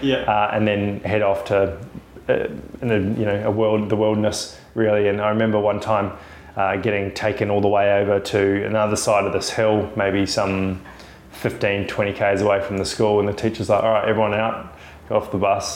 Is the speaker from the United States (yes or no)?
no; Queenstown, Otago, New Zealand; moved away as an adult; also born or lived in Dunedin, New Zealand / Western Australia; now in Australia; I was born in a little place called Dunedin. It's a sort of medium-sized city in New Zealand. It's right down the bottom, so it's pretty cold. I was living in central Otago, sort of Queenstown, Wanaka area as I grew up as a young lad.